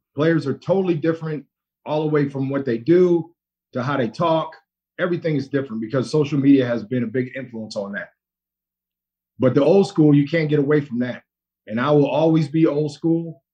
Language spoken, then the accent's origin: English; Allentown, Pennsylvania, United States; now in San Diego, United States; San Diego's my home, but I'm from Allentown, Pennsylvania, a little old town, uh, about an hour, 15 minutes from Philly.